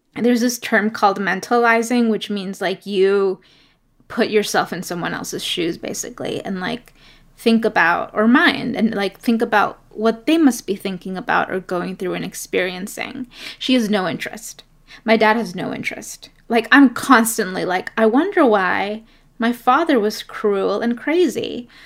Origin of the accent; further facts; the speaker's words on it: New York City, New York, United States; also born or lived in Ecuador; I was born in Ecuador and grew up in New York City. in Brooklyn and in Queens